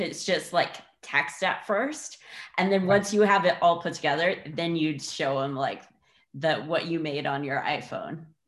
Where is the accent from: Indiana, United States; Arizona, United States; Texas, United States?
Indiana, United States; moved away; I'm from Indiana. Like I haven't grown up on the water